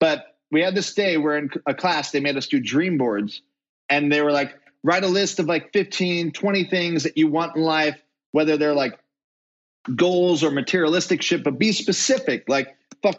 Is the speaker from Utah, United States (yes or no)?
yes; Utah, United States; I'm from Utah